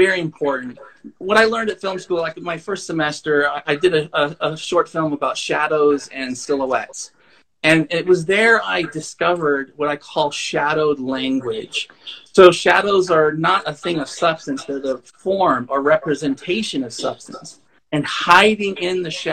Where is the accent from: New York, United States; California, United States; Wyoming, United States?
Wyoming, United States; Thermopolis; Thermopolis, where I grew up.